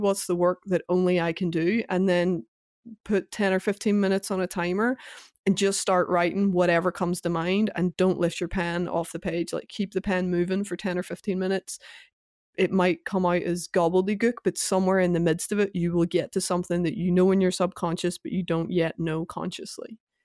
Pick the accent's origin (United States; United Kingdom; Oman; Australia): United Kingdom; Northern Ireland; my youth growing up in Northern Ireland, the tail end of the Troubles